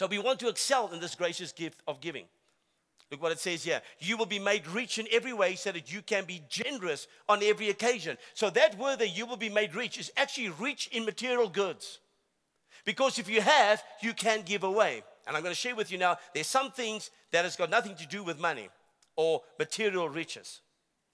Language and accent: English; South Africa; I am a South African. And I love my country